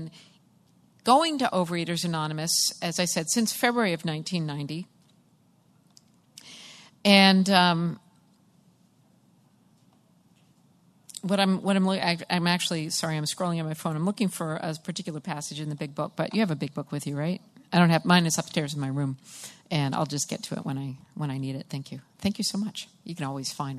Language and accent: English; Massachusetts, United States; I am from Massachusetts